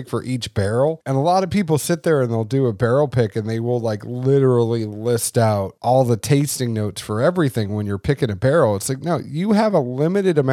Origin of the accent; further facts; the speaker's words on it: Boston, Massachusetts, United States; growing up in Boston